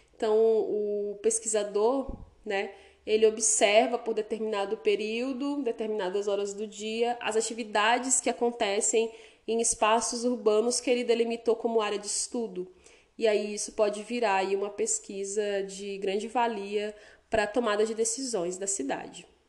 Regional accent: Porto Velho, Rondônia, Brazil; moved away as an adult; now in Vilhena, Brazil; a minha cidade natal que é Porto Velho

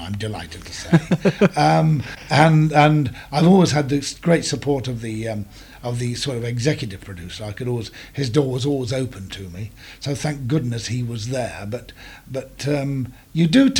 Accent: Leicestershire, East Midlands, United Kingdom; also born or lived in Farnham, Surrey; I was born in Farnham in Surrey, and I was brought up in Leicestershire

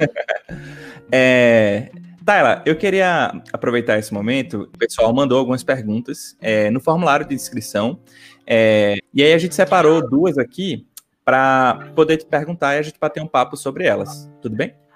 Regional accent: Recife, Pernambuco, Brazil; accent: Recife (recifense); voltar com meu sotaque recifense

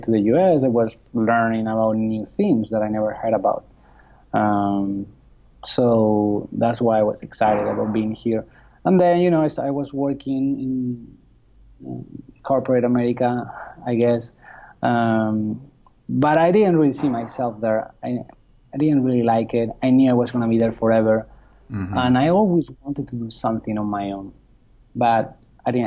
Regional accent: Spain; moved away as an adult; now in United States; I'm from Spain originally, but I got to the US through work

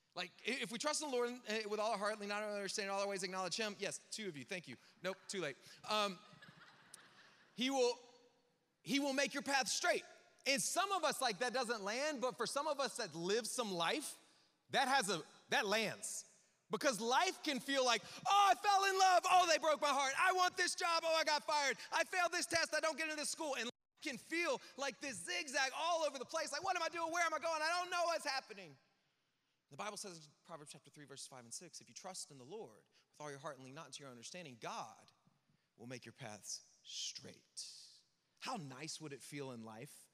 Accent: the South, United States; I'm from the South

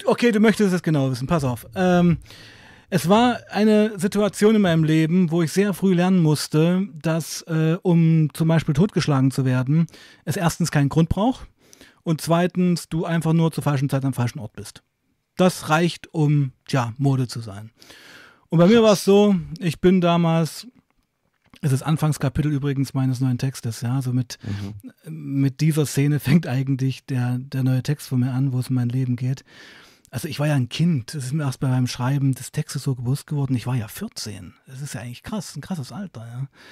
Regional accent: Weißenfels, Saxony-Anhalt, Germany; ich komme ja aus Weißenfels, das ist so eine Kleinstadt in Sachsen-Anhalt

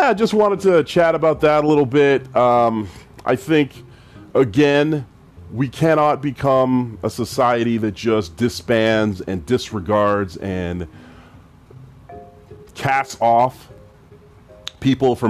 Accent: Edmonton, Alberta, Canada; I'm from the west side of Edmonton

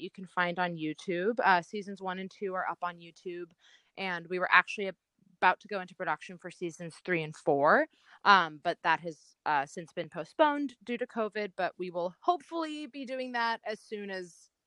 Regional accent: Los Angeles, California, United States; I grew up in Los Angeles

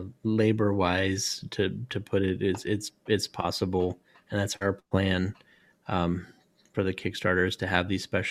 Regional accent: Northern California, United States; moved away; I'm from the Northern California

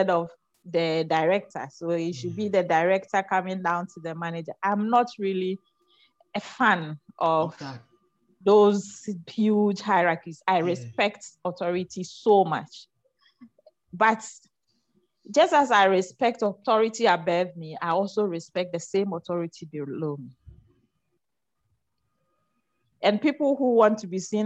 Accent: Ghana; I come from the Zongo. I'm a Zongo girl.

